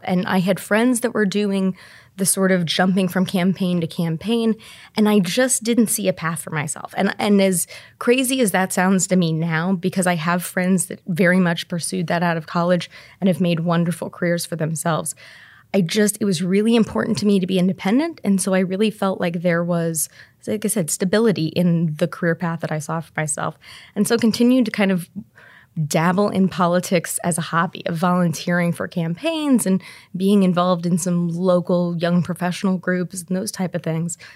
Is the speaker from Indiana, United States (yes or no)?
yes; Terre Haute, Indiana, United States; now in Indianapolis, United States; I grew up in Terre Haute